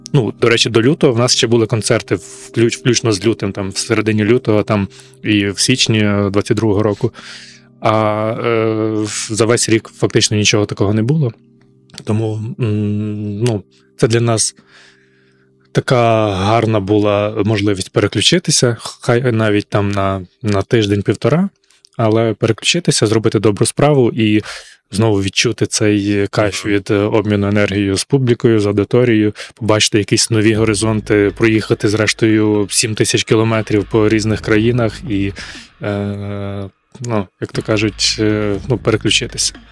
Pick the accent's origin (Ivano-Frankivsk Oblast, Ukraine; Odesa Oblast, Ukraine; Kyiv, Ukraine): Ivano-Frankivsk Oblast, Ukraine; Ivano-Frankivsk; я з Івано-Франківська